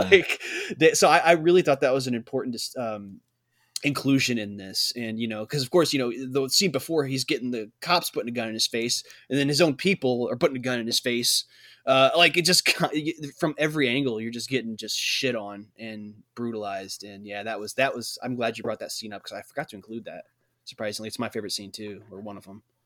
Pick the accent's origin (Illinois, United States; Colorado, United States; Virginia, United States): Illinois, United States; we're all from Illinois. We're all Illinois